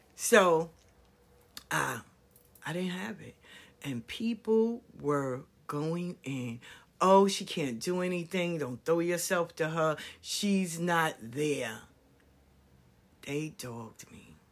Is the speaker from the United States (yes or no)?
yes; New York, United States; moved away as an adult; also born or lived in Atlanta; I grew up in New York. I stayed in Atlanta for twenty years.